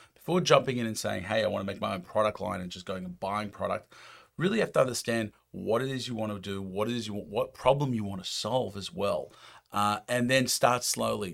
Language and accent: English; United States; accent: American; my American accent